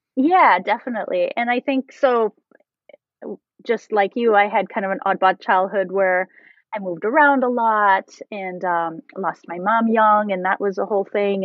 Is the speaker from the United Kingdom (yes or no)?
no; Canada; I'm French Canadian.